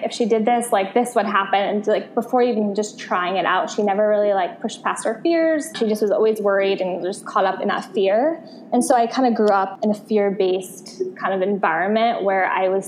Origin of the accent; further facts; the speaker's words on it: Connecticut, United States; moved away as an adult; also born or lived in Santa Monica, California; now in Los Angeles, United States; Connecticut is where I'm from. And I moved from Connecticut about like 8 years ago now to California